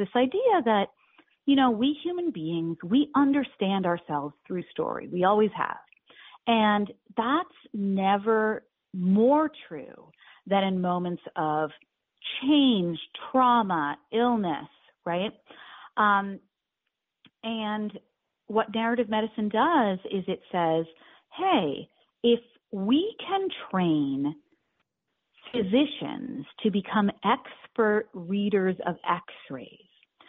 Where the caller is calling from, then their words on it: New York, United States; And in answer to your question, I'm actually calling from New York